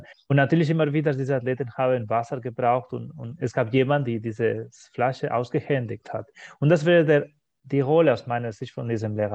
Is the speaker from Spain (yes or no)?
yes; Spain; first language Spanish; German is a second language; wir kennen das so als Spanier, als Muttersprache von dieser spanischen Sprache